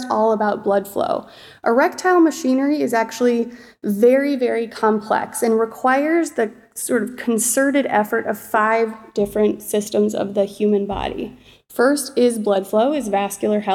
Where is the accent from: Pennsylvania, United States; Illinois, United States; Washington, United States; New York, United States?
Illinois, United States; Chicago; moved away as an adult; also born or lived in Michigan; now in Seattle, United States; I was born and raised in Chicago